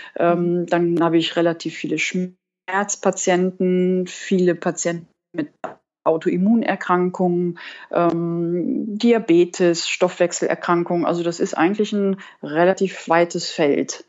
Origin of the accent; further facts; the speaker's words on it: Cologne, North Rhine-Westphalia, Germany; Ich äh, bin wohnhaft in Köln und ich komme auch aus Köln